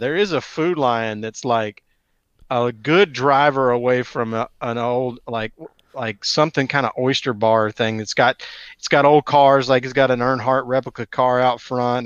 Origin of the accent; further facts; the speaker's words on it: Atlanta, Georgia, United States; I grew up in Metro Atlanta